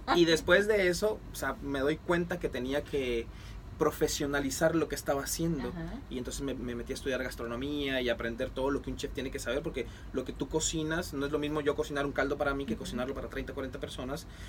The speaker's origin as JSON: {"language": "Spanish", "country": "Mexico", "moved": "yes", "lives_now": "Puerto Rico", "said": "yo soy mexicano y esto es, o sea, soy chef"}